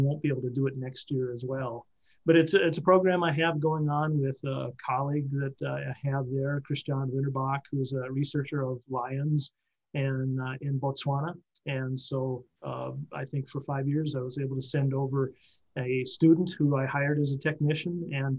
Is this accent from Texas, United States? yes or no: no; Pierce County, western Wisconsin, United States; I grew up in western Wisconsin, over on the Mississippi River in Pierce County